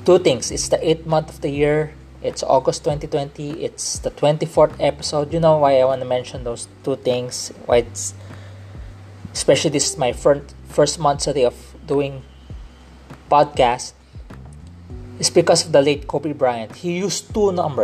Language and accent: English; Philippines; accent: Filipino English; I'm not Korean. I'm a Filipino Chinese. I grew up here in the Philippines.